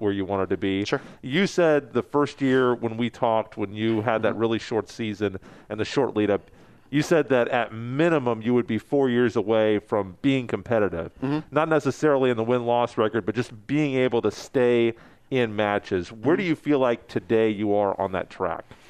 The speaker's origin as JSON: {"language": "English", "town": "Topeka", "region": "Kansas", "country": "United States", "tie": "born or raised there", "also_born_or_lived": "Lawrence", "said": "I grew up in Topeka"}